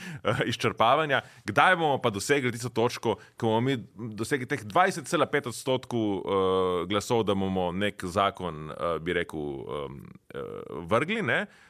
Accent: Nova Gorica, Slovenia; prihajam iz Nove Gorice

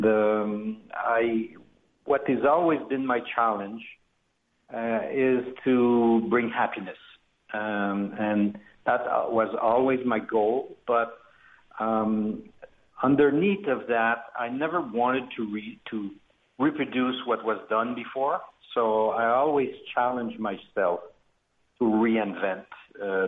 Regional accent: Quebec, Canada; we're from the French part of Canada, which is Quebec, province of Quebec, and we're more located in Montreal

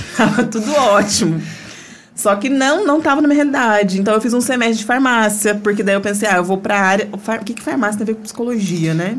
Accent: Pouso Alegre, Minas Gerais, Brazil; eu nasci em Pouso Alegre. A gente morava num bairro do centro

